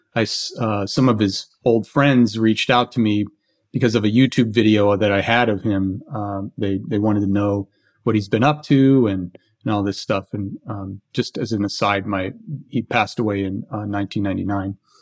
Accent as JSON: {"language": "English", "town": "Philadelphia", "region": "Pennsylvania", "country": "United States", "tie": "born or raised there", "said": "I was born in Philadelphia"}